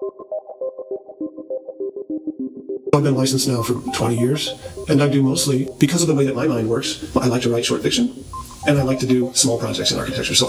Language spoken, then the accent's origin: English; St. Louis, Missouri, United States; moved away as an adult; also born or lived in Lawrence, Kansas / Italy / Berlin; I'm from St. Louis, Missouri